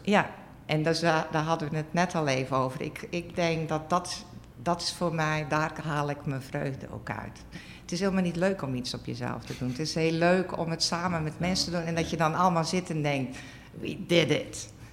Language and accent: Dutch; Zeelandic Flanders, Netherlands; ik ben opgegroeid in Zeeuws-Vlaanderen op een boerderij.